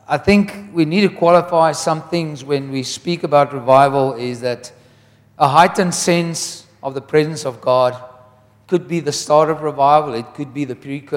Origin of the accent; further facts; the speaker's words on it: Wellington, Western Cape, South Africa; we come from Wellington where Andrew Murray lived